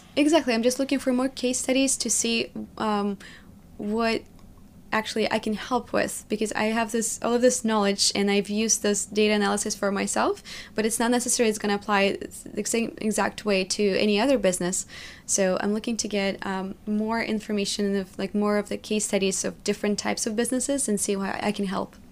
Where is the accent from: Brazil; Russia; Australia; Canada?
Russia; Magnitogorsk, Chelyabinsk Oblast; English is a second language; moved away as an adult; also born or lived in New York; now in United States; built a life from scratch in Magnitogorsk, in my hometown where I was born.